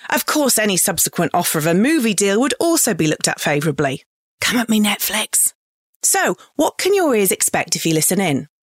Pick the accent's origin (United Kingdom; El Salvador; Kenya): United Kingdom; England; moved away as an adult; now in Australia; I'm an English bird who has happily called Australia home since two thousand.